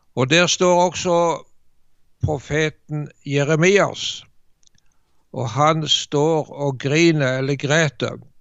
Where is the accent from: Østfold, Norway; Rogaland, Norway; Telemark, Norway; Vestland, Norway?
Rogaland, Norway; Jæren; moved away; jeg er født og oppvokst på Jæren